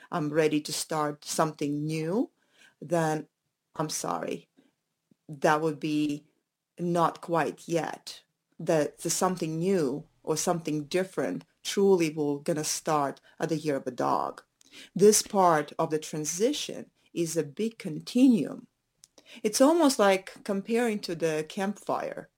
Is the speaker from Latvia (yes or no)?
yes; Latvia; moved away; I'm originally from Latvia, and our Latvian roots